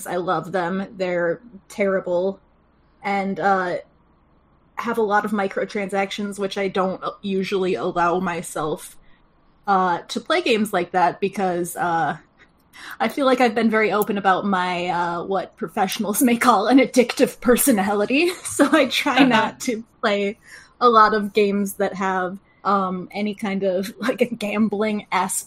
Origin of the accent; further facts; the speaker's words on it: Tampa, Florida, United States; that's where I was born!